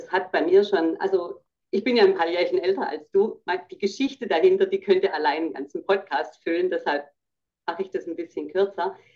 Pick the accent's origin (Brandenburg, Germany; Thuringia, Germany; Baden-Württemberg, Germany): Baden-Württemberg, Germany; ich sage auch, ich bin ja Schwäbin, wir sagen rum zu doktern